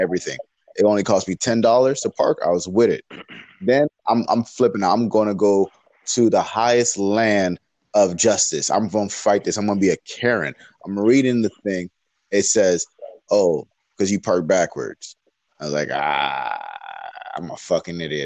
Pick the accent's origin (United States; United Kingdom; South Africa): United States; Florida; I'm from Florida